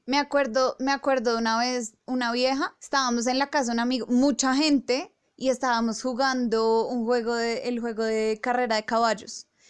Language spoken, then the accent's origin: Spanish; Bogotá, Colombia; nosotros tres que somos rolos